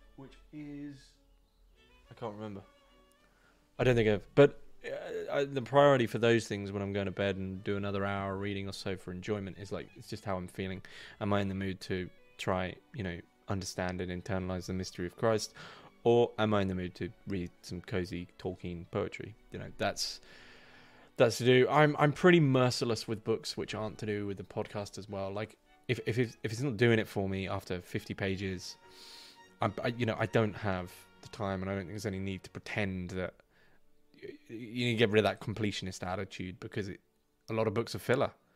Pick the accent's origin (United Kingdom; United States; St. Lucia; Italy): United Kingdom; I'm not a Northman. I'm, I'm from the South, my fellow man. I'm from the South